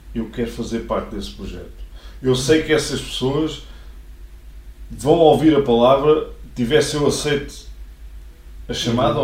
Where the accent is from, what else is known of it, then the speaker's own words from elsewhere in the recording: Mafra, Lisbon, Portugal; Eu nunca saí de Mafra